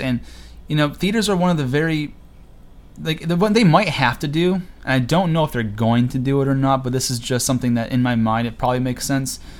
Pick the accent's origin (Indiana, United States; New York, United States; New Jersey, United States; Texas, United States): New York, United States; Cortland; I'm from Cortland, New York, a little small town about 30 minutes south of Syracuse